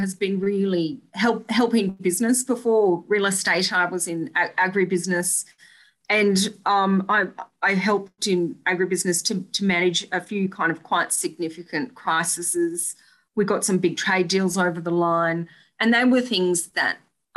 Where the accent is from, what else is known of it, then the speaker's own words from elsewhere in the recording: Blackall, Queensland, Australia; I am from Blackall, home of the Black Stump.